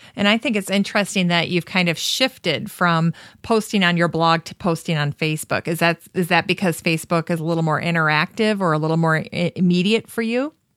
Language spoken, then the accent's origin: English; Minnesota, United States; we're from Minnesota